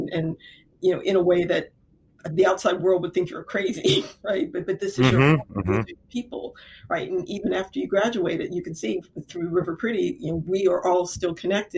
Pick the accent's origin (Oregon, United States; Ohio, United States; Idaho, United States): Ohio, United States; Lorain; I grew up in Lorain, Ohio